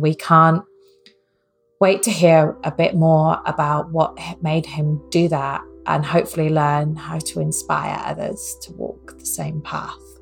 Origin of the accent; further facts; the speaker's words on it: Wales, United Kingdom; I'm Welsh